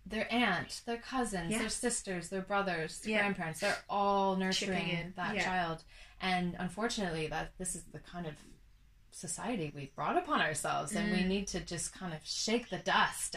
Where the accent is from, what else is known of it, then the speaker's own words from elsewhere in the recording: Canada; moved away as an adult; also born or lived in Australia; now in England, United Kingdom; I'm Canadian.